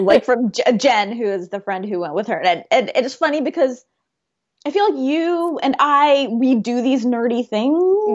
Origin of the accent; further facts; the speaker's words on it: Oklahoma, United States; growing up in, you know, Oklahoma